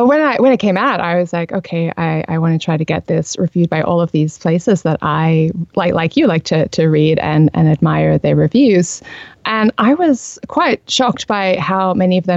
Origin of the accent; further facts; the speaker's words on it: Australia; accent: Australian; I'm Australian. I have lived here all my life.